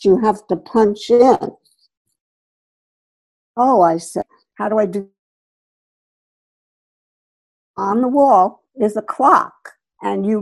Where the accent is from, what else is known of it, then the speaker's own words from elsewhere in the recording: New York, United States; moved away as an adult; also born or lived in New Jersey / Washington, D.C.; now in Connecticut, United States; we moved from New Jersey into the city of New York when I was about 7